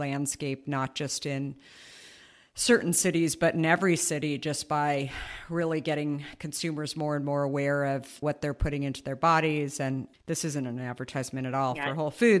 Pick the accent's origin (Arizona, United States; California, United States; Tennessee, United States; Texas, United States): Arizona, United States; also born or lived in New York; now in San Francisco, United States; I grew up in Arizona